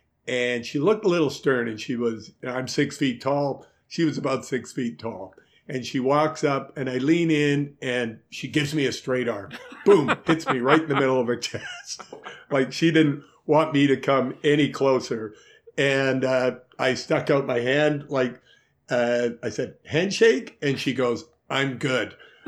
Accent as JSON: {"language": "English", "town": "Montreal", "region": "Quebec", "country": "Canada", "said": "So I'm coming from Montreal, where everybody kisses each other."}